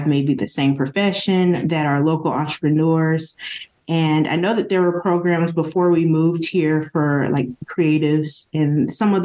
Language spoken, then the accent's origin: English; the South, United States; now in Las Vegas, United States; I'm from the South.